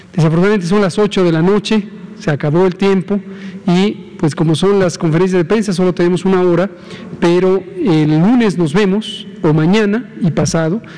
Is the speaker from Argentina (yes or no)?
no; Mexico; como mexicanas, como mexicanos